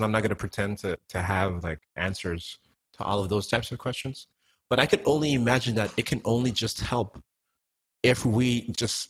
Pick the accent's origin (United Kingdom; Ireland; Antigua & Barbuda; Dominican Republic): Antigua & Barbuda; now in United States; I'm from Antigua. Like, none of my family lives in the United States